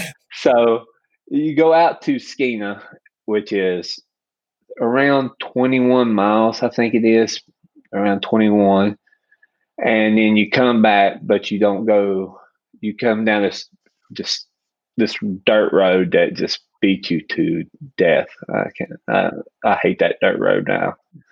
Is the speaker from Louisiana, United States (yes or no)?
no; Carnesville, Georgia, United States; I'm from Carnesville, Georgia.